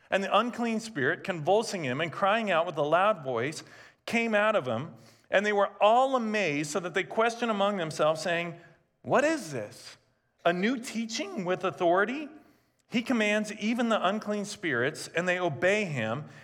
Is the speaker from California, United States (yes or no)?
yes; California, United States; I grew up in Southern California, and when I think of kingdom, my natural tendency and thought is the magic kingdom. I grew up an hour and 15 minutes south of Disneyland